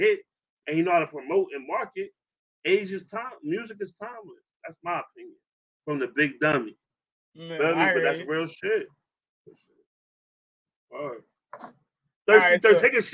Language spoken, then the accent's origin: English; Brooklyn, New York, United States; now in Camden, United States; I'm from Brooklyn, New York